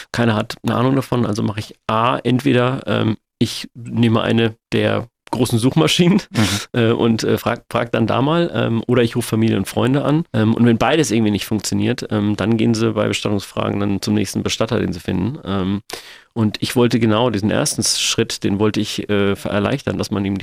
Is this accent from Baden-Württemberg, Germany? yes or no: yes; Sindelfingen, Baden-Württemberg, Germany; now in Hamburg, Germany; ich komme aus Sindelfingen, wohne aber in Hamburg und meine Angehörigen wohnen aber noch